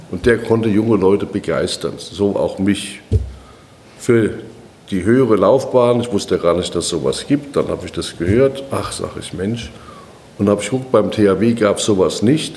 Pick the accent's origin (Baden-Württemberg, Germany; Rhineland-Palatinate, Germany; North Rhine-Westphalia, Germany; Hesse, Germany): Hesse, Germany; Darmstadt; moved away as an adult; also born or lived in Frankfurt; now in Berlin, Germany; In Darmstadt geboren, aufgewachsen